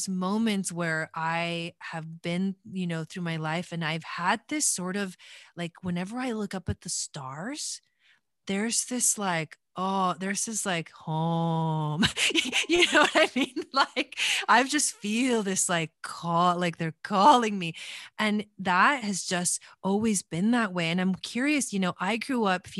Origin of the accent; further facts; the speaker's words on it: Argentina; moved away; I was born in Argentina